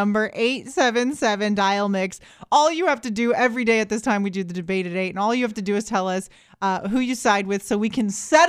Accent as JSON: {"language": "English", "region": "Florida", "country": "United States", "tie": "born or raised there", "said": "I'm born and raised in Florida. I never had to deal with snow"}